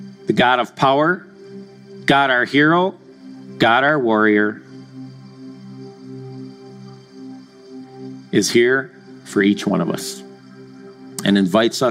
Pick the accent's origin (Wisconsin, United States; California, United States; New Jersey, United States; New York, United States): Wisconsin, United States; Madison; I grew up in Madison, Wisconsin